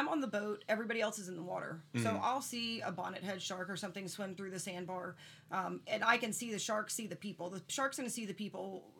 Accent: Crestview, Florida, United States; also born or lived in Port St. Joe, Florida; I'm from Crestview originally, lucky enough, though, to have spent every single summer of mine growing up in Port St. Joe. Mm-hmm. I was raised by my grandparents, and they were retired.

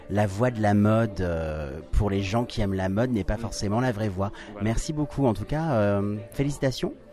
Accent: Paris, Île-de-France, France; also born or lived in Brussels, Belgium; Non, je suis parisien.

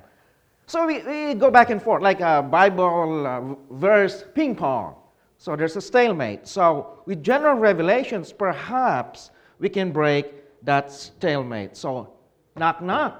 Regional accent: Philippines; now in Charlotte, North Carolina, United States; I was born and raised in the Philippines

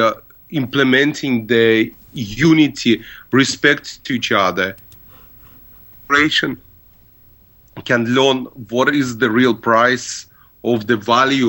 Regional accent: Israel; moved away; I was raised in Israel

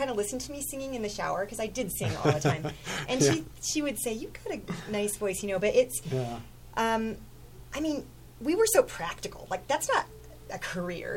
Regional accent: Chadron, Nebraska, United States; I was raised in Chadron, which is a mid-sized town in the western part of Nebraska.

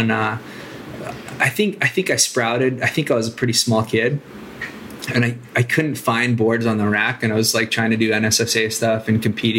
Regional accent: Santa Cruz, California, United States; I'm from Santa Cruz, California. And then kind of did like, I felt like a little bit of a nomad, like a little transient through my youth, I guess. Just kind of traveling around California and then like doing Hawaii

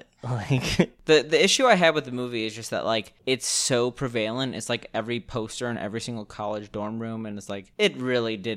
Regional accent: Chicago, Illinois, United States; moved away; I'm from Chicago.

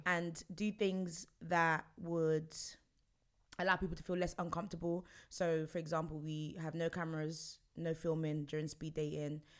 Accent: London, United Kingdom; I'm from Stonebridge, Northwest London.

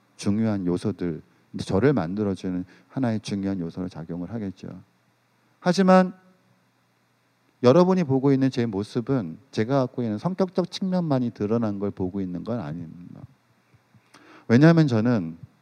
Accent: South Korea

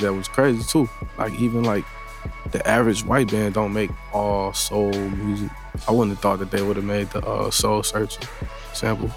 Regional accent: Atlanta, Georgia, United States; I'm from Atlanta.

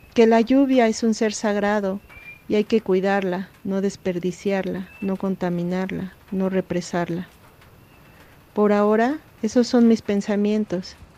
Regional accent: Nezahualcóyotl, State of Mexico, Mexico; now in Oaxaca de Juárez, Mexico; Yo crecí en Ciudad Neza

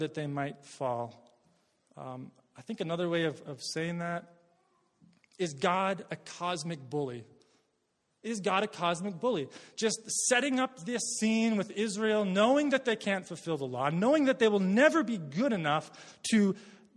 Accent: Worsley, Alberta, Canada; I'm from Worsley, Alberta

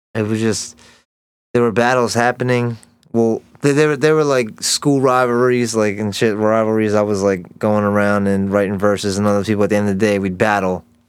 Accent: Elkridge, Maryland, United States; I grew up right outside of Baltimore, like, um, in a small town, Elk Ridge, Maryland.

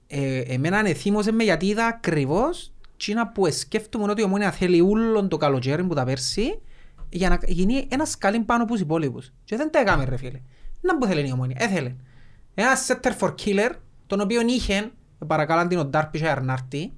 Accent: Lakatamia, Nicosia District, Cyprus; είμαστε που τη Λευκοσία και λαλούμε είμαστε που τη Λακατάμια

